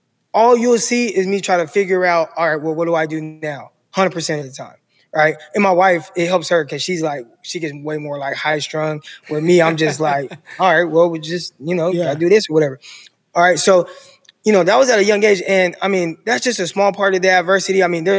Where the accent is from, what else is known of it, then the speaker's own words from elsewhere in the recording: Stockton, California, United States; also born or lived in San Jose, California; some of my life, my childhood, I lived in San Jose, California. But I'm from Stockton, lived most of my childhood in Stockton.